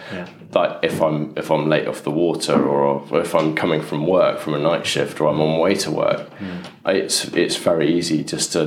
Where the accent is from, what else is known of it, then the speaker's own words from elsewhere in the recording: London, United Kingdom; also born or lived in Oxfordshire; I grew up in Putney. Grew up sort of further up, top in Putney.